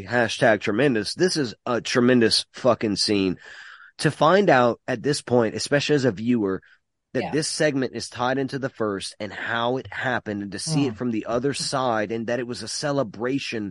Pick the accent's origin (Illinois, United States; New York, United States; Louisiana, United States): Louisiana, United States; Mamou; also born or lived in North Jersey; we're from Mamou.